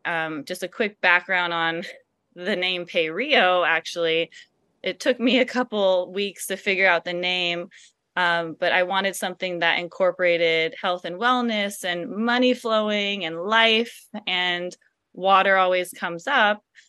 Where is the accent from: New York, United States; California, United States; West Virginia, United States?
California, United States; Silicon Valley; growing up in the Silicon Valley